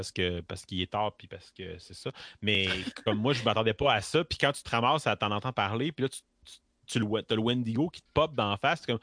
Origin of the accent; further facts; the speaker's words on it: Quebec, Canada; je viens du Québec, moi